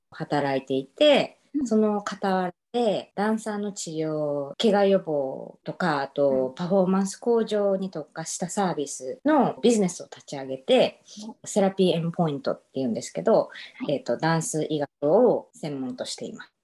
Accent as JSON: {"language": "Japanese", "region": "Osaka", "country": "Japan", "tie": "born or raised there", "also_born_or_lived": "Dallas, Texas / Romania / Uruguay", "moved": "yes", "lives_now": "Little Rock, United States", "said": "出身は大阪です"}